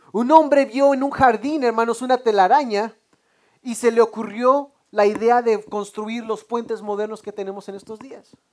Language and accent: Spanish; Mexico; now in United States; somos, somos mexicanos, hermanos